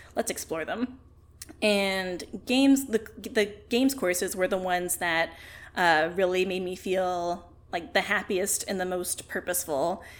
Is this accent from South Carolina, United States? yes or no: yes; South Carolina, United States; I grew up in South Carolina